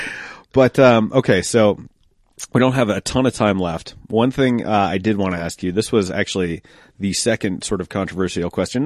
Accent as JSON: {"language": "English", "town": "Denver", "region": "Colorado", "country": "United States", "said": "Colorado, like Denver it's uh, instead of saying or, we tend to say er"}